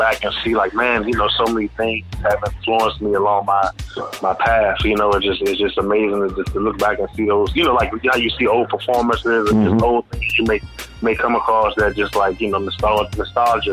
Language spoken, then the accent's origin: English; Washington, District of Columbia, United States; I'm from D.C., born and raised